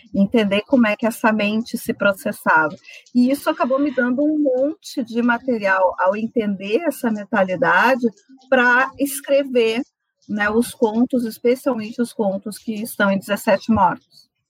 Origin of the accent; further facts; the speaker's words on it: Santa Maria, Rio Grande do Sul, Brazil; also born or lived in Rosário do Sul; eu vim para Santa Maria com seis anos, eu nasci em Rosário do Sul